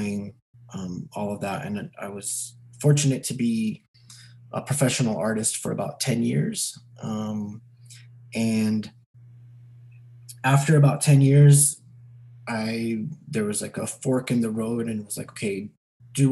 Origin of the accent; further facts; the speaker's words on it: Los Angeles, California, United States; I grew up in Los Angeles, California